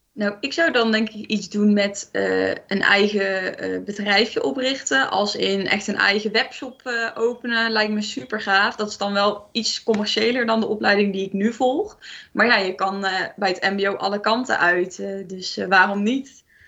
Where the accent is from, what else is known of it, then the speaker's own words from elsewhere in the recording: Eindhoven, North Brabant, Netherlands; Ik kom uit Eindhoven